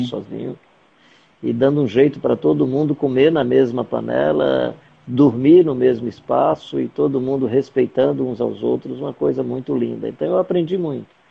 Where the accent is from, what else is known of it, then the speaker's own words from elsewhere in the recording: Fortaleza, Ceará, Brazil; also born or lived in Angola; now in Caucaia, Brazil; Eu nasci em Fortaleza. Nasci quando Fortaleza ainda era, pelo menos o bairro que eu morava, morava ainda era uma experiência rural